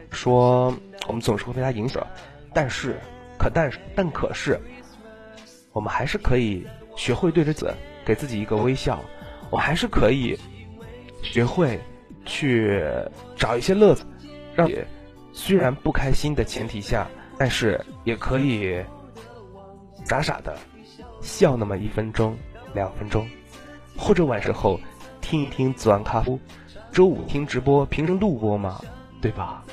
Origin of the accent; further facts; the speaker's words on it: Northeast China, China; 我也是东北的